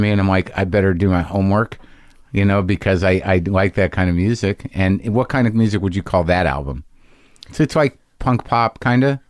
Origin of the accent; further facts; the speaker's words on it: New Mexico, United States; I grew up in New Mexico as a Jew